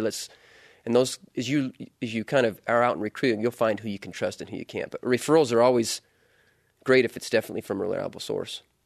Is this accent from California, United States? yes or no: no; Utah, United States; moved away as an adult; also born or lived in Louisiana; I grew up, uh, in Utah